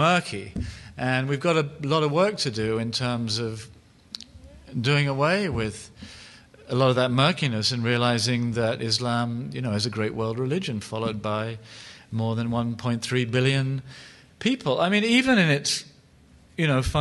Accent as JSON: {"language": "English", "region": "New York", "country": "United States", "said": "I'm from New York."}